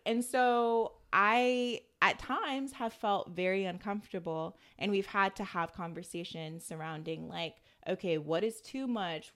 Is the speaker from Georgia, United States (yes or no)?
yes; Atlanta, Georgia, United States; I'm still from Atlanta